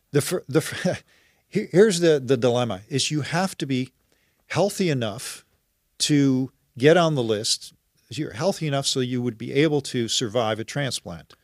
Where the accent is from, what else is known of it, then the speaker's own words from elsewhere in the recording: Netherlands; now in Oakville, Canada; I'm originally from the Netherlands